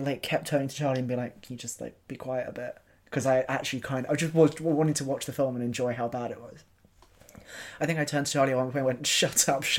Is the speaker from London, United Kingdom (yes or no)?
yes; London, United Kingdom; I was also born in South London.